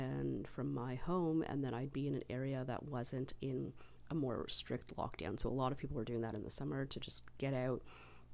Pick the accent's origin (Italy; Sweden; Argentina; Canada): Canada; this great country of ours